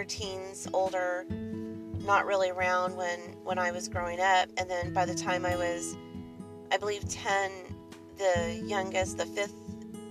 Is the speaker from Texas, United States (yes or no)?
no; Southern California, United States; I was raised in Southern California